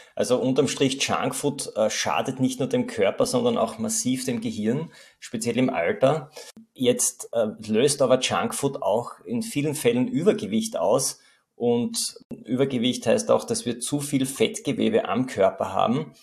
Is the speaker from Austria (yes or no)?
yes; Austria; bei uns in Österreich